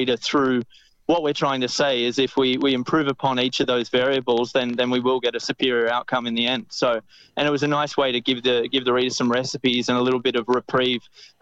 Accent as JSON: {"language": "English", "town": "Maitland", "region": "New South Wales", "country": "Australia", "tie": "born or raised there", "said": "growing up in Maitland and going to Newcastle Beach as a kid"}